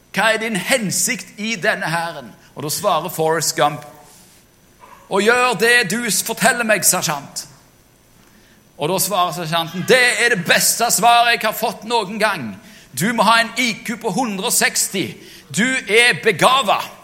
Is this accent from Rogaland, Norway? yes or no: yes; Jørpeland, Rogaland, Norway; moved away; jeg var i min gamle menighet hjemme på Jørpeland